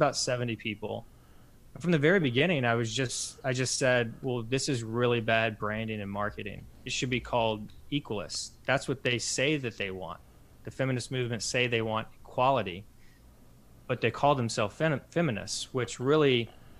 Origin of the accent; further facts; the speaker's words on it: Louisville, Kentucky, United States; born and raised in Louisville